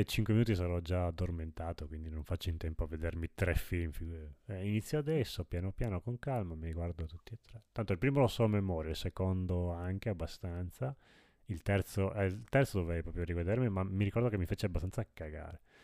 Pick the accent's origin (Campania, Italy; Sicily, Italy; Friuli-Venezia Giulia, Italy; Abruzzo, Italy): Friuli-Venezia Giulia, Italy; sono friulano, io